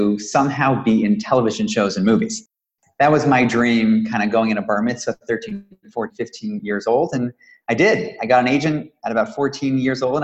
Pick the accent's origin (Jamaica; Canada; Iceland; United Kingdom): Canada; Toronto, Ontario; I was born and raised in Toronto, Canada